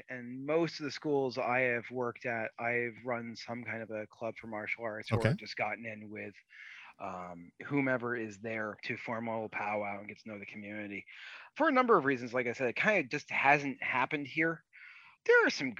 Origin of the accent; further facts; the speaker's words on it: Rhode Island and Vermont, New England, United States; moved away as an adult; also born or lived in Connecticut / Boston, Massachusetts / Florida; I grew up mostly in Rhode Island and Vermont